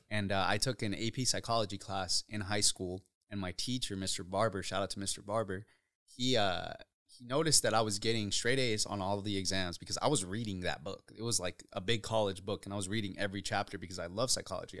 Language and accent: English; Othello, Washington, United States; also born or lived in Uruapan, Michoacán, Mexico; Growing up in Othello